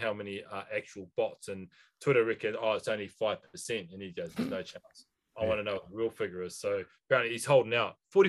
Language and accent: English; Southland, New Zealand; we're from Southland, man.